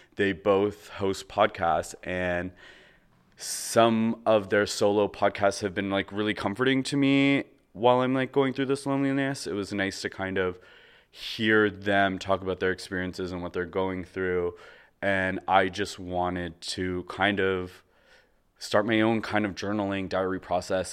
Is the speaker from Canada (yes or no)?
yes; Canada; moved away as an adult; also born or lived in Toronto; now in Los Angeles, United States; I am from Canada